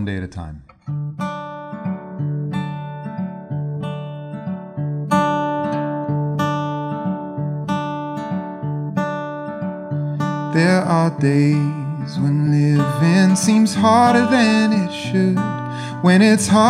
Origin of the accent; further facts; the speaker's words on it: Cleveland, Ohio, United States; moved away as an adult; now in Toronto, Canada; I'm from Cleveland, Ohio